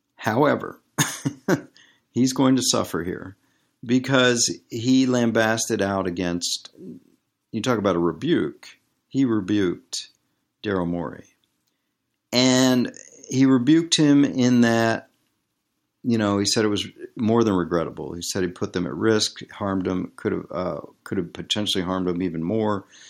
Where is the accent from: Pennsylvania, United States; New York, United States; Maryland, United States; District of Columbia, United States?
District of Columbia, United States; Washington; growing up in Washington, D C.